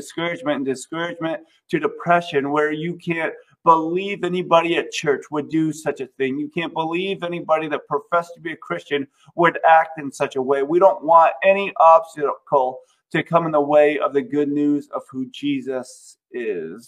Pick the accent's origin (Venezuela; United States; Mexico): United States; we live, in my opinion, in the greatest country ever because we have all of these freedoms.